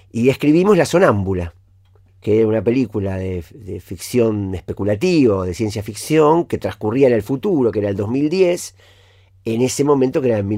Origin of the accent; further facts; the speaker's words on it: Villa Gesell, Buenos Aires Province, Argentina; en Villa Gesell, en, en mi pueblo.